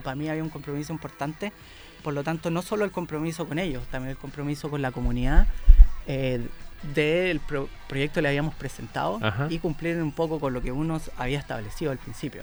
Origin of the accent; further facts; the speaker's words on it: Chile; acá en mi país